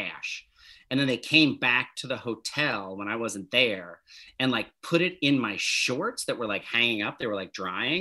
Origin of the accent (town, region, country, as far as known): New Jersey, United States